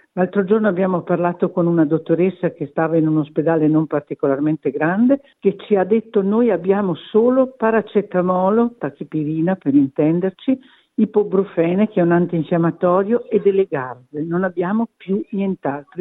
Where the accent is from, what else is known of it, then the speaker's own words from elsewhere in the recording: Verona, Veneto, Italy; io sono di Verona